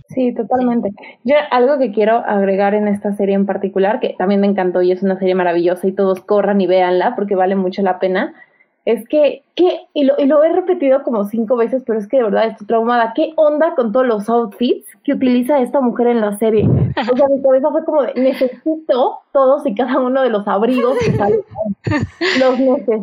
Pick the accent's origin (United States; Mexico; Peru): Mexico